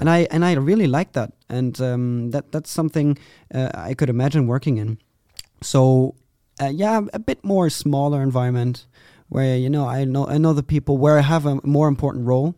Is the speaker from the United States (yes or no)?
no; Vreden, North Rhine-Westphalia, Germany; I'm from a very small city, uh, in Germany, Vreden.